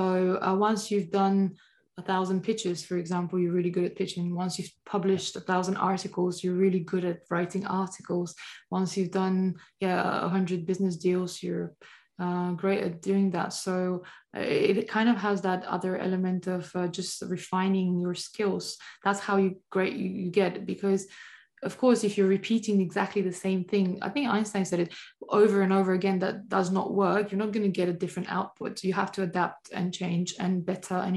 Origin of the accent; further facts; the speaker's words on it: Bulgaria; moved away; My home country, Bulgaria